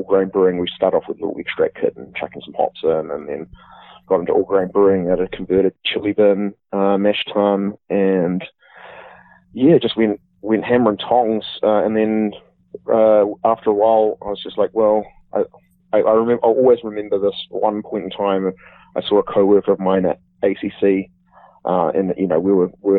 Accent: Wellington, New Zealand; moved away as an adult; now in Auckland, New Zealand; I was born and bred in Wellington, Miramar, near, pretty much down the road from Wellington Airport, where I grew up

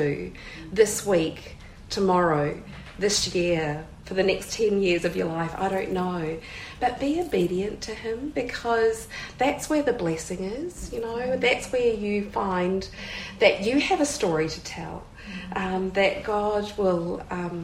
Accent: New Zealand; I'm from New Zealand

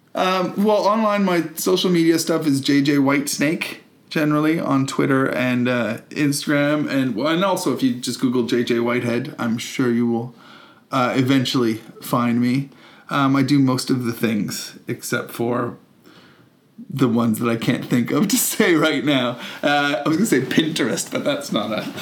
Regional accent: Canada; moved away; also born or lived in United Kingdom; a Canadian who lived in Britain as well

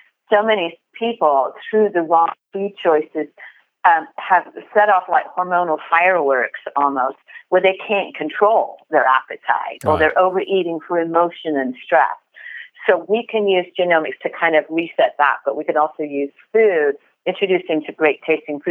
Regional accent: United Kingdom; also born or lived in France; now in United States; growing up in the UK

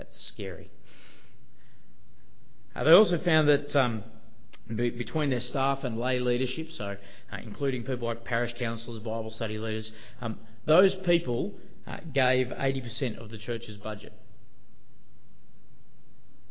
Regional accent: Australia; also born or lived in Sydney; being Australian

